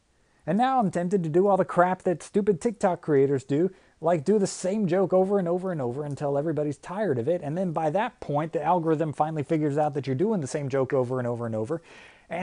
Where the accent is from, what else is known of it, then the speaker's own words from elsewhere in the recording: Michigan, United States; now in Tennessee, United States; I think everybody here knows I grew up playing hockey, okay? I was born right outside of Detroit, and I've been playing hockey my whole life.